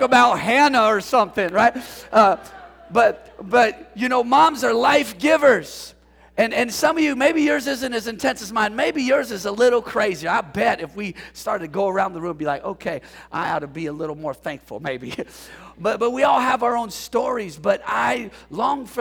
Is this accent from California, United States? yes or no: yes; San Jose, California, United States; the reason why I say I'm from San Jose, San Francisco Bay, is because my mom put us on a bus and sent us to my dad's for the summer. And so we came to San Jose to live with my dad